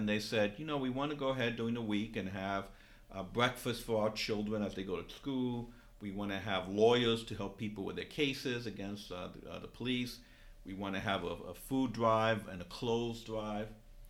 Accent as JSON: {"language": "English", "region": "New York", "country": "United States", "said": "Because I'm from New York and I'm familiar with that story more because I lived during that time."}